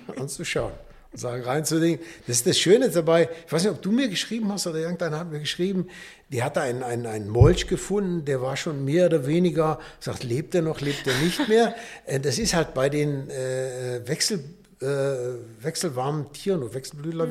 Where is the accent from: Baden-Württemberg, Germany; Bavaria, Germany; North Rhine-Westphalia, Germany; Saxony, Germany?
North Rhine-Westphalia, Germany; Düsseldorf; moved away; also born or lived in Nuremberg / Karlsburg; Ich komme aus Düsseldorf, bin dann 70, 77 hier nach Nürnberg gekommen